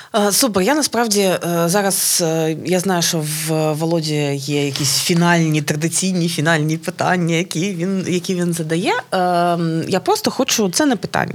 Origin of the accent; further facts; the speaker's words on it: Odesa, Odesa Oblast, Ukraine; як одеситка